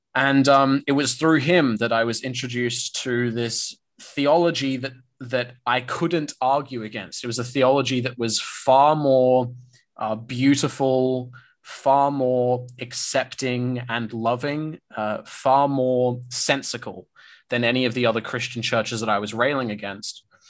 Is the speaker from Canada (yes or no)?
no; Australia